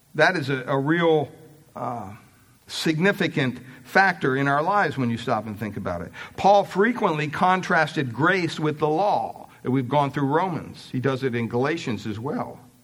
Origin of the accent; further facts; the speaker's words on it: Pennsylvania, United States; Growing up in Pennsylvania, we had quite a bit of property